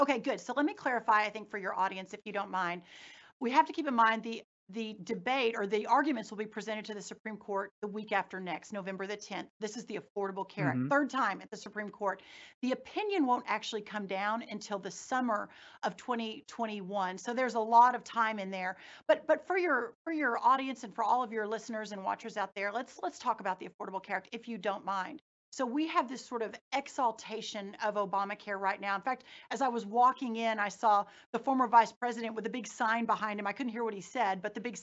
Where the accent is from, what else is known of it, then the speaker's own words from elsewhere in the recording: Texas, United States; growing up in Texas, living in Texas